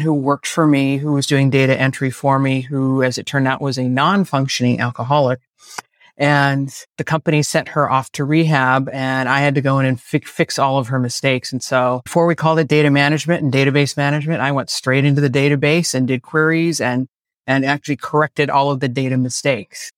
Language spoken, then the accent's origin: English; Bay Area, California, United States; I'm a native Californian, born and raised in the Bay Area, still live here.